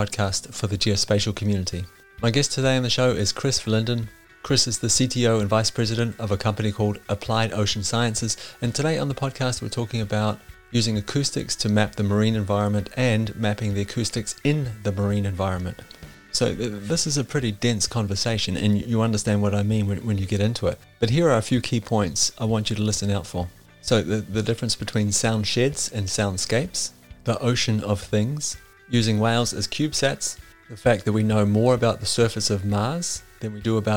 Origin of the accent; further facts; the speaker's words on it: New Zealand; growing up in New Zealand